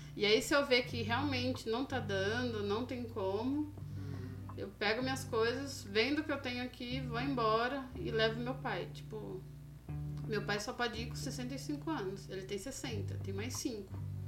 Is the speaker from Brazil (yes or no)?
yes; Brazil; moved away as an adult; also born or lived in Japan; só eu de brasileiro aqui